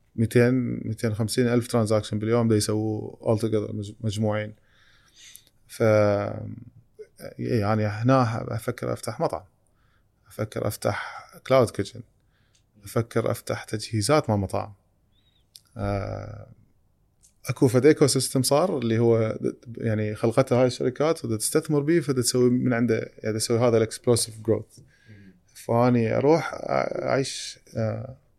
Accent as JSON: {"language": "Arabic", "country": "Iraq", "said": "اني فاوندر عراقي"}